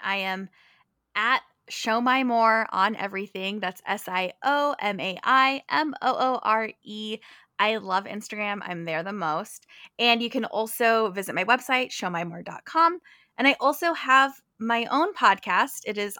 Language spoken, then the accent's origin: English; California, United States; At heart, I am a California girl. I'm originally from California. And so I'm a Midwest transplant.